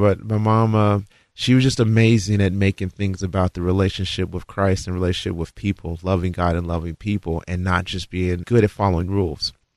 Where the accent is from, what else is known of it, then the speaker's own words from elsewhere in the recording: Florence, Kentucky, United States; Born in Florence, Kentucky.